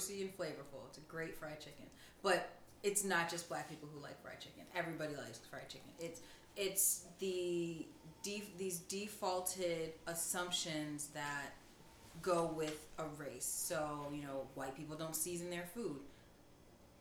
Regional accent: United States; I'm a first generation American. My parents immigrated to America from Ghana, West Africa

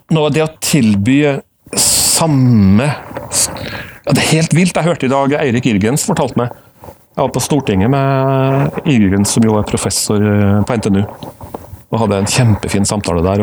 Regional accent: Trondheim, Trøndelag, Norway; accent: Trønder; also born or lived in United States; jeg jo trønder, som du kan høre et snev av. Født og oppvokst i Trondheim

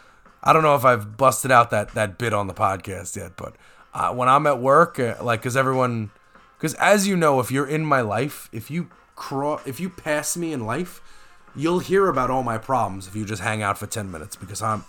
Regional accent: New York, United States; as a New Yorker

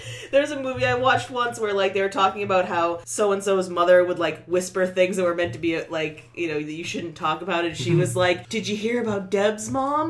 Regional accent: New Hampshire, United States; accent: New Hampshire; moved away as an adult; now in Massachusetts, United States; I'm a transplant from New Hampshire.

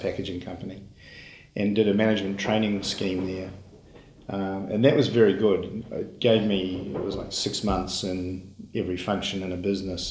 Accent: Auckland, New Zealand; I was born in Auckland.

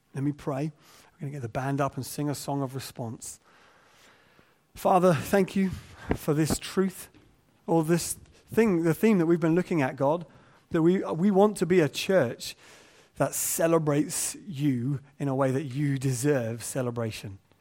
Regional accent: England, United Kingdom; we're English

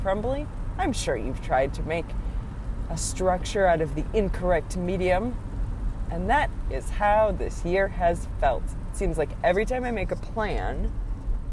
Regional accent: Wisconsin, United States; now in East Tennessee, United States; growing up in Wisconsin

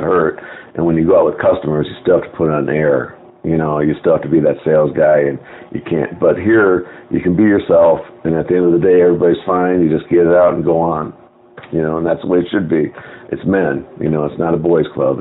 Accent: Skokie, Illinois, United States; now in Phoenix, United States; I'm from Chicago

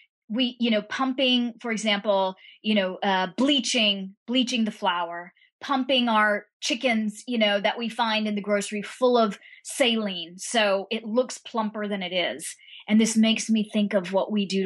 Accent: United States; I grew up in a place where my mother, you know, in the United States, but I'm of Indian origin

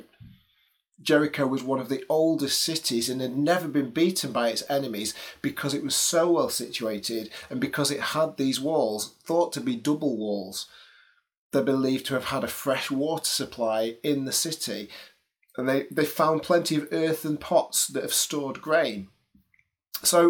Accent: England, United Kingdom; as an English person

